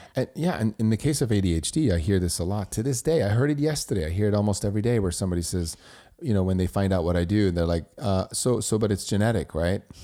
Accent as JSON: {"language": "English", "country": "Switzerland", "tie": "born or raised there", "first_language": "German", "second_language": "English", "moved": "as an adult", "said": "I grew up in Switzerland, so my native tongue is German"}